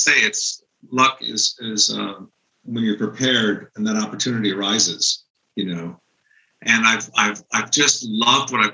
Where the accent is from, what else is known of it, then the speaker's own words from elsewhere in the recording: East Coast, United States; moved away; also born or lived in Hollywood; I was East Coast, I was from the East Coast.